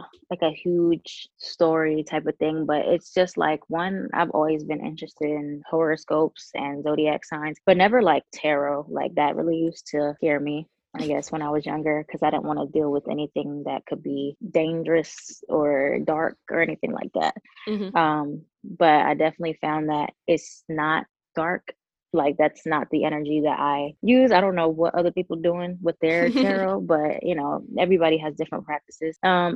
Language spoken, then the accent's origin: English; New York, United States; also born or lived in Charlotte, North Carolina; Yeah, I'm from New York, but I went to high school in Charlotte, North Carolina.